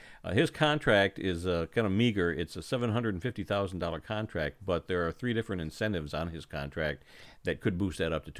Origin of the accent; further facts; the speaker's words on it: Michigan, United States; We're from Michigan